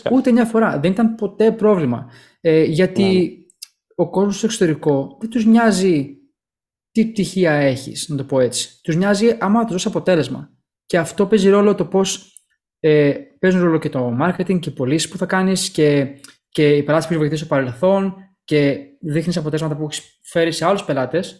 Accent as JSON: {"language": "Greek", "country": "Greece", "tie": "born or raised there", "said": "Γεννηθήκαμε και μεγαλώσαμε στην Ελλάδα"}